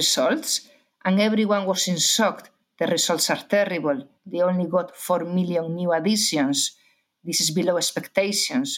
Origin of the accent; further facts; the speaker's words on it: Galicia, Spain; accent: Spanish; English is a second language; I'm Spanish, as many people already realize because of my accent, from Galicia.